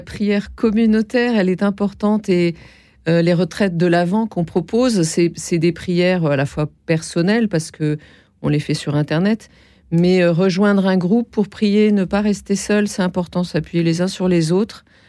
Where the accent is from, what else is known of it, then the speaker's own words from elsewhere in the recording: Nancy, Grand Est, France; je suis de Nancy